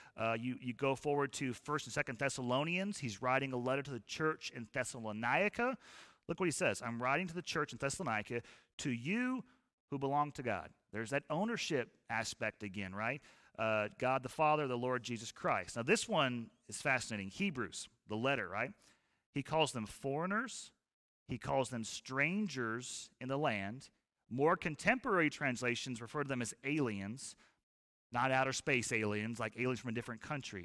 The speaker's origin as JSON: {"language": "English", "country": "United States"}